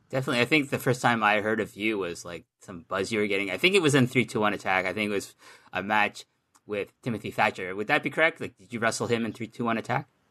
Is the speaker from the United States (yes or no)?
no; Canada; I'm Canadian